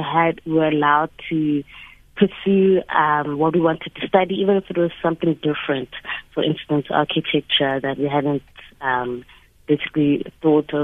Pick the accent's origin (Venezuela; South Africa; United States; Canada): South Africa; being a South African woman